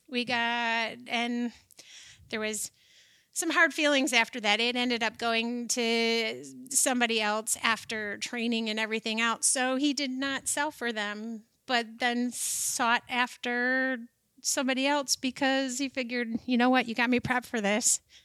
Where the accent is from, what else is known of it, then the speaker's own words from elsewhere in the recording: Shelby Township, Michigan, United States; I was born and raised in, down by Pontiac, this little town, and now it's a big town, Shelby Township, Michigan